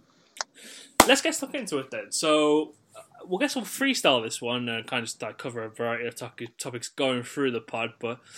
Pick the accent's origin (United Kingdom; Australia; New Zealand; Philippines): United Kingdom; Birmingham, West Midlands; I am from Birmingham